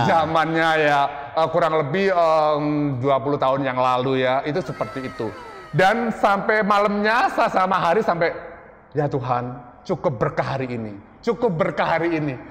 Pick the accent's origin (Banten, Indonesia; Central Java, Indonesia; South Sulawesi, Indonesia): Central Java, Indonesia; Lasem; moved away; also born or lived in Surabaya; saya dari desa, dari kota kecil, saya dari, eh, salah satu desa, eh, kota di Jawa Tengah ya, di Rembang, Lasem